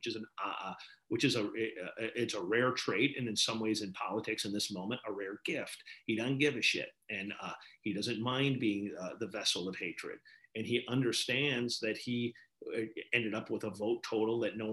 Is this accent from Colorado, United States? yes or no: no; Wisconsin, United States; moved away; also born or lived in Maine; my home state of Wisconsin